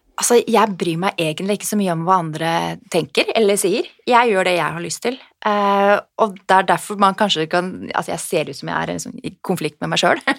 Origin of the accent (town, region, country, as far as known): Norway